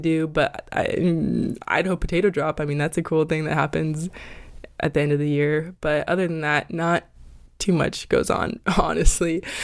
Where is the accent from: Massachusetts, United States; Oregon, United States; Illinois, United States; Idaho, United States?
Idaho, United States; moved away as an adult; now in Los Angeles, United States; I'm an Idaho girl